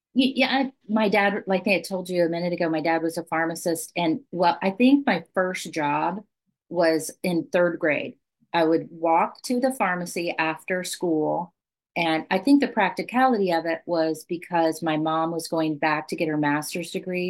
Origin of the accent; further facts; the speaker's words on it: Southwest Kansas, United States; I grew up in Southwest Kansas